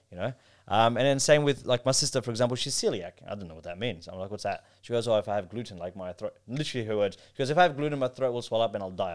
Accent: Melbourne, Victoria, Australia; also born or lived in Pakistan; growing up in Melbourne

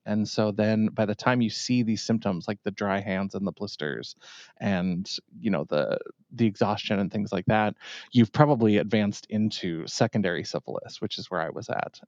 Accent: Bowbells, North Dakota, United States; also born or lived in Grand Forks, North Dakota; I grew up in a little tiny town, Bowbells, North Dakota.

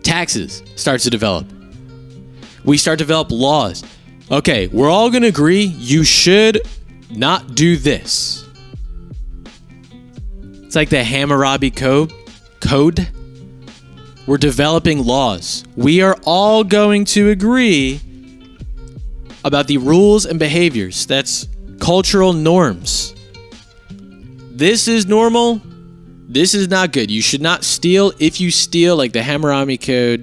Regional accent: United States

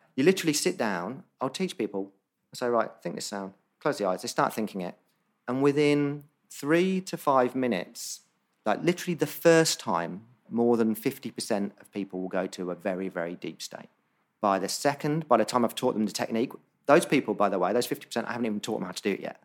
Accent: Northampton, East Midlands, United Kingdom; also born or lived in Bondi, Sydney, Australia; now in Sydney, Australia; Northampton where I grew up in England

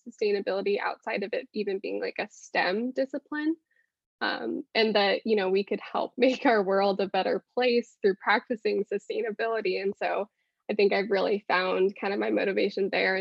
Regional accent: California, United States; now in Georgia, United States; I'm from California

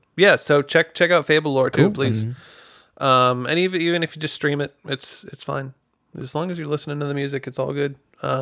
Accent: Greencastle, Pennsylvania, United States; I come from Greencastle, PA, and nobody knows where that is either.

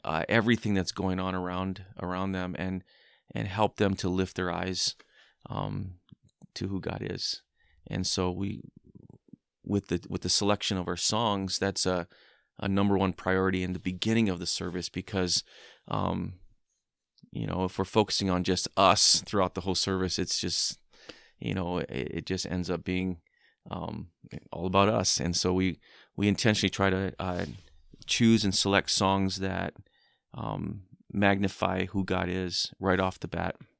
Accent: Hawaii, United States; I grew up in Hawaii

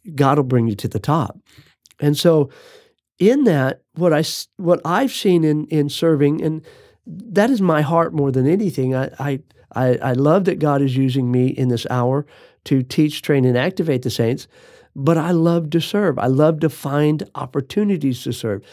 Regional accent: Phoenix, Arizona, United States; I was raised in Phoenix, Arizona

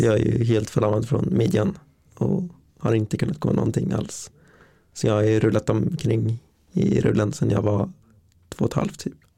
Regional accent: Linköping, Östergötland, Sweden; född och uppvuxen här i Linköping

